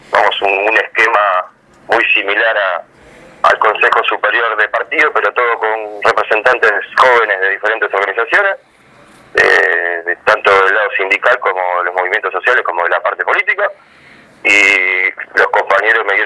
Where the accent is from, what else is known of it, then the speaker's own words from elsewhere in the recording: Avellaneda, Buenos Aires Province, Argentina; yo además soy vecino de Avellaneda, nací en Avellaneda, crecí en Avellaneda, acá me, estoy, me radicar, estoy haciendo mi casa, estudié acá, eh, jugué al fútbol acá